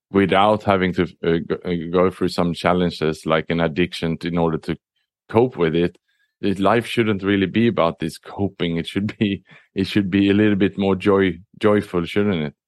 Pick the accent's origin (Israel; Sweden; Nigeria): Sweden; also born or lived in Southeast Asia; now in Singapore; I was born in Sweden, but I'm an expat. I lived and worked across the world